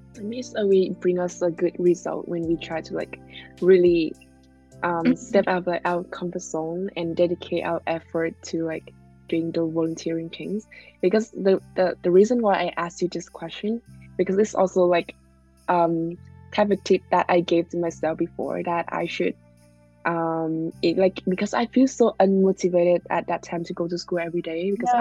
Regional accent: Vietnam; English is a second language; now in Canada; I'm from Vietnam

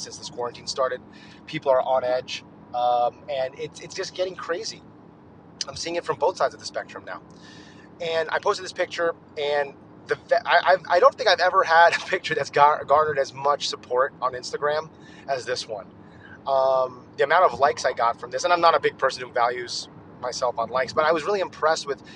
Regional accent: United States; also born or lived in Texas; as an American

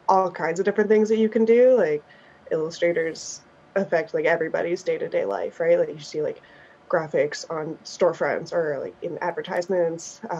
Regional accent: Grimsby, Ontario, Canada; now in Toronto, Canada; I'm from Grimsby

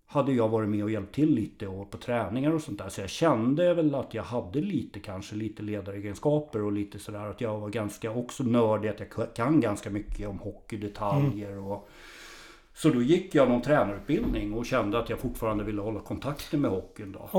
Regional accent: Tumba, Stockholm County, Sweden; born or raised there

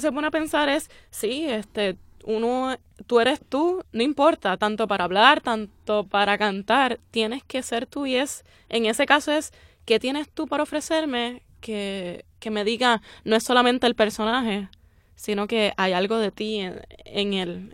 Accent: Puerto Rico; somos puertorriqueños todos

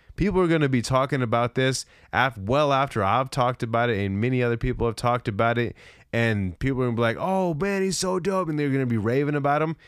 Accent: San Diego, California, United States; now in Arizona, United States; I'm from San Diego, even though I've been where I'm at currently in Arizona for almost twenty years

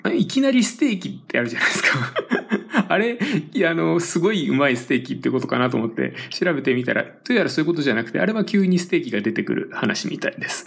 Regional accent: Tokyo, Japan; 私はあの東京出身なんであんまりこう方言を使う側ではない

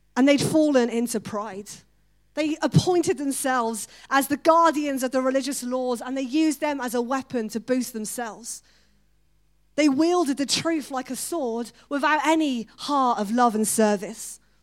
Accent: United Kingdom; We're so British.

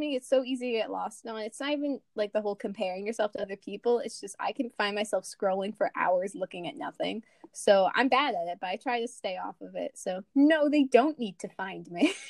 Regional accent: United States; accent: very American; From our very American accents

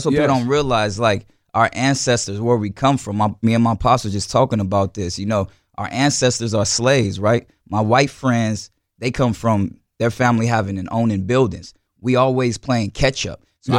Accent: New Orleans, Louisiana, United States; We come from New Orleans, though, a hurricane city

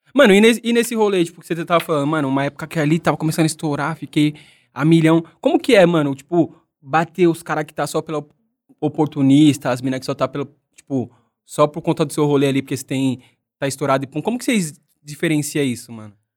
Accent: São Paulo, Brazil; eu sou da cidade de Tiradentes

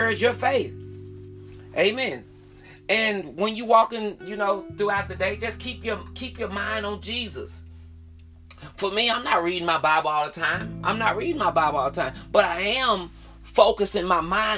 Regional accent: the South, United States; I'm from the South

